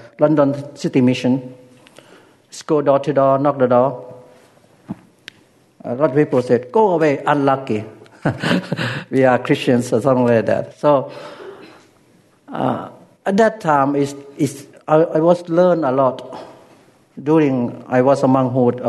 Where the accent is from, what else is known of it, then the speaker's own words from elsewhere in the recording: Ubon Ratchathani, Thailand; first language Lao; English is a second language; moved away; in my hometown, there were a lot of American Air Force in Ubon Ratchathani